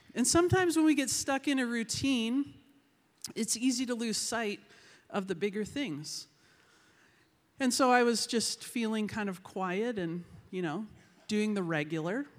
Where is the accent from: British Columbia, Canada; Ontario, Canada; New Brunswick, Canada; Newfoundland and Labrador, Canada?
British Columbia, Canada; Vancouver; I am from Vancouver, British Columbia.